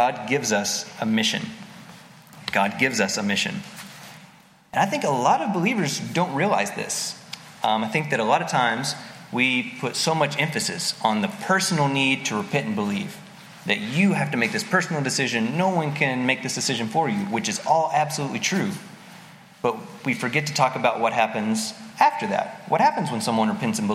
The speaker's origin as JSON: {"language": "English", "region": "East Tennessee", "country": "United States", "tie": "born or raised there", "moved": "yes", "said": "I grew up in East Tennessee, an hour north of Knoxville, in a really, really small hillbilly town in the Appalachian Mountains."}